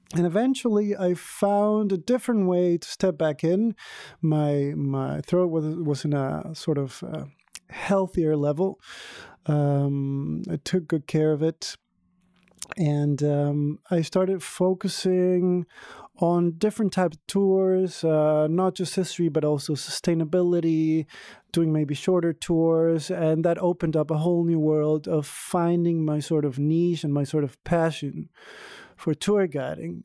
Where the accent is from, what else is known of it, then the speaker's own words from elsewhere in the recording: Venezuela; now in Berlin, Germany; I'm from Venezuela originally.